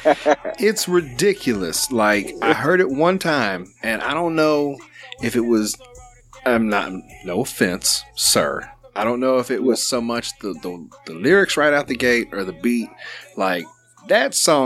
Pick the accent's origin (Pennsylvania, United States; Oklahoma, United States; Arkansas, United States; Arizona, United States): Arkansas, United States; Sherwood; I've lived here my whole life, I guess south of Little Rock, Sherwood area